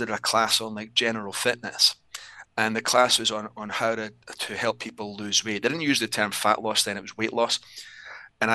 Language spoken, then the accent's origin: English; Scotland, United Kingdom; accent: Scottish; also born or lived in Southern California; now in United States; I'm originally from Scotland.